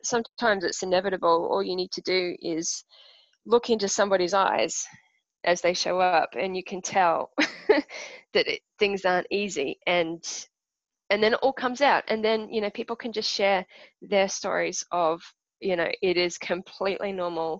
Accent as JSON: {"language": "English", "country": "Australia", "also_born_or_lived": "Perth / Brisbane", "said": "I'm Australian"}